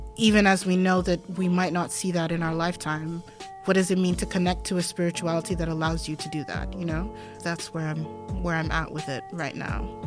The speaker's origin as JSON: {"language": "English", "country": "Denmark", "tie": "born or raised there", "moved": "yes", "said": "growing up in Denmark"}